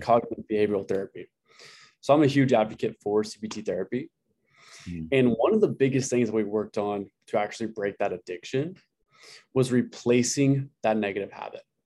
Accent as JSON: {"language": "English", "town": "Amarillo", "region": "Texas", "country": "United States", "tie": "born or raised there", "said": "I grew up in Amarillo, Texas"}